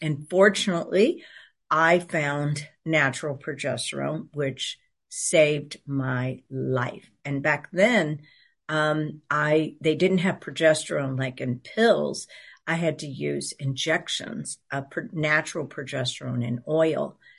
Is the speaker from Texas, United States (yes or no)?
yes; Houston, Texas, United States; And so I grew up in Houston, Texas.